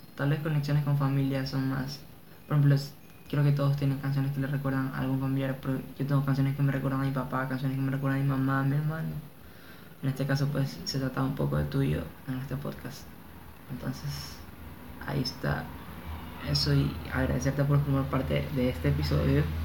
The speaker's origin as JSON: {"language": "Spanish", "town": "Guayaquil", "region": "Guayas", "country": "Ecuador", "said": "de mi ciudad, de donde yo vengo"}